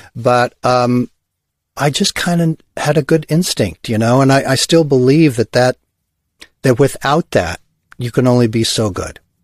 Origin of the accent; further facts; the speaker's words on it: Hawthorne, California, United States; also born or lived in Los Angeles / Ojai; I grew up in Hawthorne, Gardena, Torrance, South Bay Area.